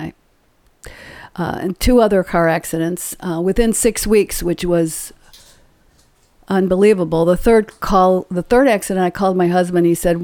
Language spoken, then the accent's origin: English; Illinois, United States; moved away as an adult; now in White House, Tennessee, United States; we moved here from Illinois. Been there my whole life. I lived in Illinois